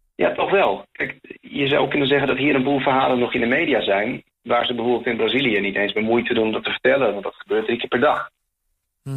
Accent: Netherlands; now in Chile; als Nederlander

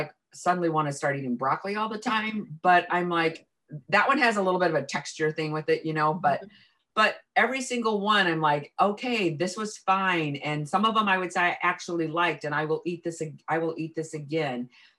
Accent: Iowa, United States; also born or lived in South Korea; I grew up in Iowa

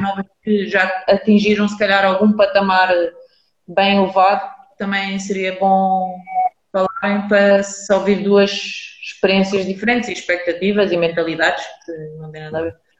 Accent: Lisbon, Portugal; tenho a minha vida com os meus amigos de onde eu cresci, porque eu sempre fui de Lisboa

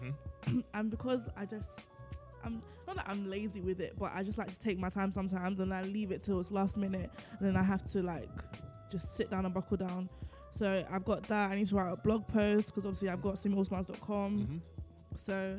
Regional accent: United Kingdom; I was born in the UK.

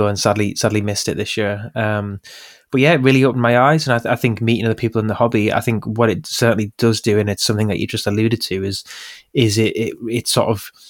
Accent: Middlesbrough, North East England, United Kingdom; Captain Cook was from my hometown

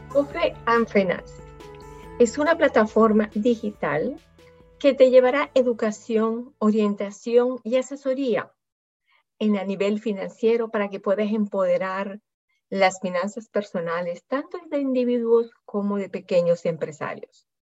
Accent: Venezuela; moved away; also born or lived in France / Singapore; yo nací en Venezuela, he vivido muchos años en Francia también, he vivido en Singapur

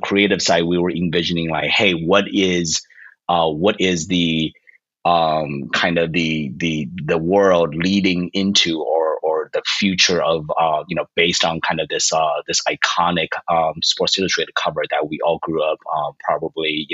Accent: Arizona, United States; I growing up in Arizona, you know, throughout high school

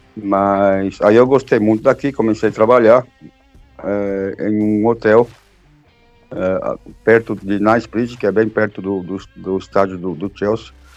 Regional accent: São Paulo, Brazil; moved away as an adult; also born or lived in Pouso Alegre, Minas Gerais; now in England, United Kingdom; Eu sou de São Paulo por morar em Pouso Alegre, em Minas Gerais

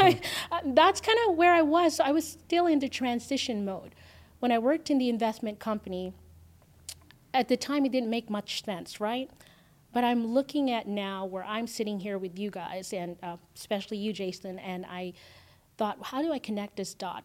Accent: Philippines; also born or lived in Canada / San Diego; now in Las Vegas, United States; I grew up in the Philippines, so, um, raised by my grandmother

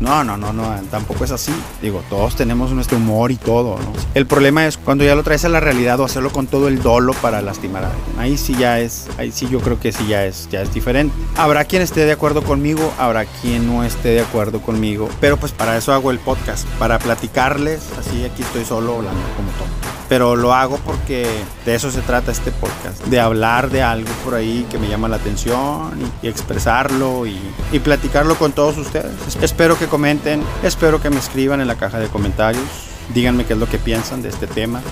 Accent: Mexico; now in United States; yo también soy mexicano

